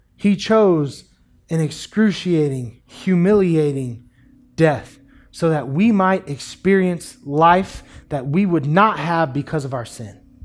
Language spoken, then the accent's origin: English; United States; we as American Christians